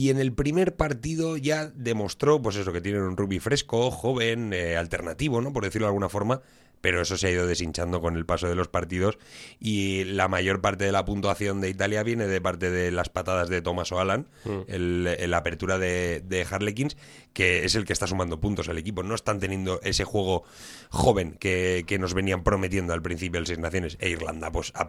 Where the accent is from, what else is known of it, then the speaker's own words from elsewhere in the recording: Bilbao, Basque Country, Spain; born there; que a yo nací en Basurto.